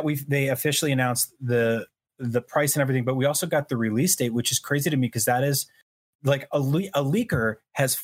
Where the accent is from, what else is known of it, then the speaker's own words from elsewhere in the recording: New Jersey, United States; also born or lived in New York City; growing up in New Jersey